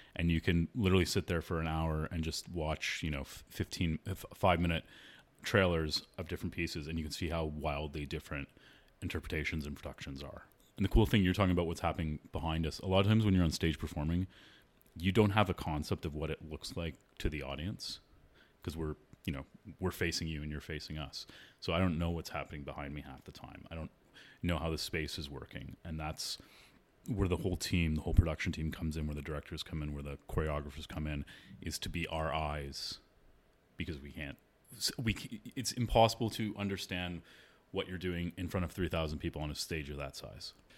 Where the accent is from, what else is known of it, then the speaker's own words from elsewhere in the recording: Toronto, Ontario, Canada; I grew up in Toronto